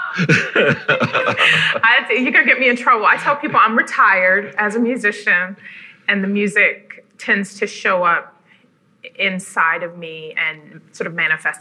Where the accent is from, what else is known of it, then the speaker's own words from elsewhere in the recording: Cleveland, Ohio, United States; I'm originally from Cleveland and grew up with a very rich art education